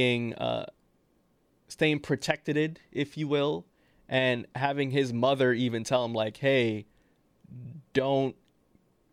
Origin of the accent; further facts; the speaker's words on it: New York, United States; we're from New York